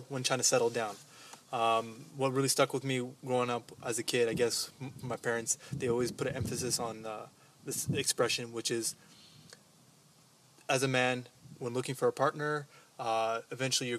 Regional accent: Djibouti; now in Canada; from Djibouti, but currently living in Canada

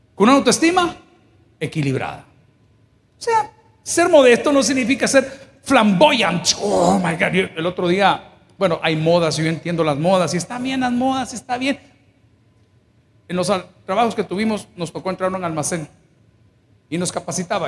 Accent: El Salvador; mi país, El Salvador

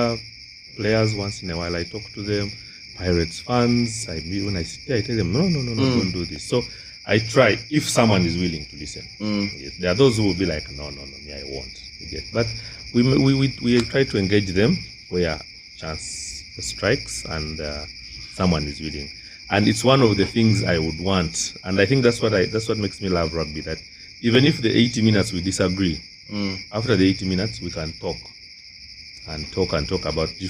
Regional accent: Tororo, Eastern Region, Uganda; Tororo, my hometown

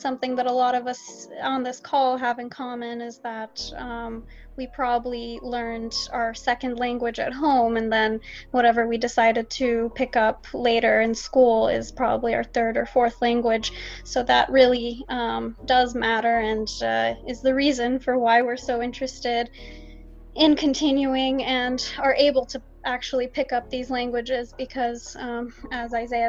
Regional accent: Katy, Texas, United States; also born or lived in Johannesburg, South Africa / Houston; my hometown in Katy

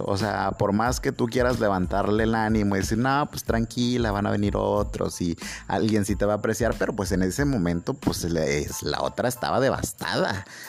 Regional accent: Mexico; Yo soy un mexicano

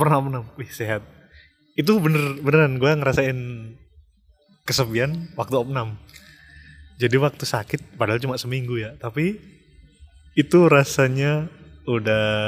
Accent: Yogyakarta, Special Region of Yogyakarta, Indonesia; moved away as an adult; also born or lived in Jakarta; gue kan dari lahir terus tumbuh di Jogja

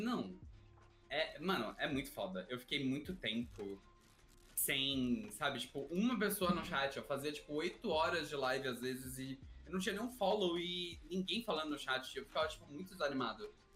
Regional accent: São Paulo, Brazil; sou de São Paulo

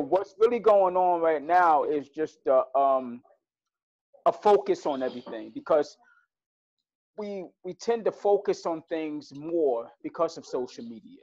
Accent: New York City, New York, United States; I'm from Brooklyn

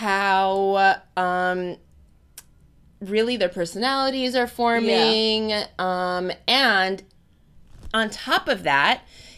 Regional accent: California, United States; now in New York City, United States; I grew up in California

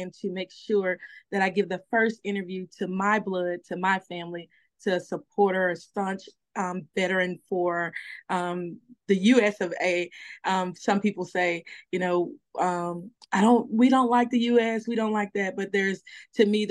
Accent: Pine Bluff, Arkansas, United States; I am born and raised in Pine Bluff, Arkansas, in a little bit of community called Packingtown.

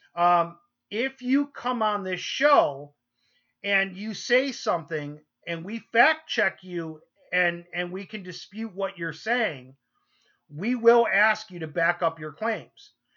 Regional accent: New York, United States; moved away; we're originally from New York

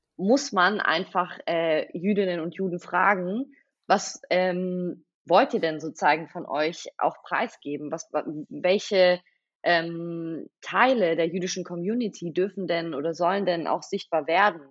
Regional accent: Stuttgart, Baden-Württemberg, Germany; first language Russian; German is a second language; moved away as an adult; now in Berlin, Germany; ich bin in Stuttgart geboren, ähm, hier aufgewachsen, ja, hier zur Schule gegangen

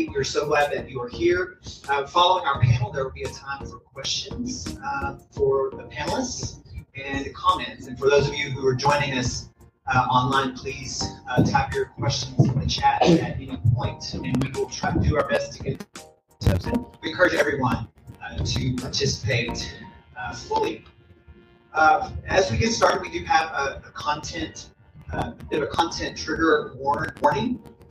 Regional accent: Oakland, California, United States; also born or lived in Dallas, Texas; I hail from Oakland, California, by way of Dallas, Texas

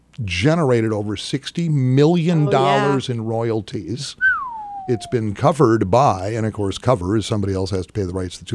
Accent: United States; I'm from America, John, thanks.

